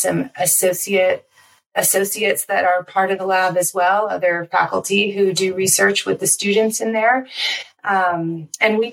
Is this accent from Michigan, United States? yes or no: no; Florida, United States; now in Flagstaff, United States; I grew up in Florida on an island and a lake surrounded by rivers